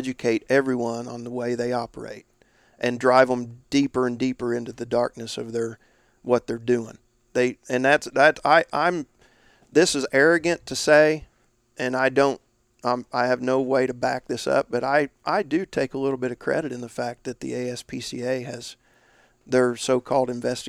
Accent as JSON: {"language": "English", "region": "Indiana", "country": "United States", "said": "northeast was my territory and my home state, Indiana."}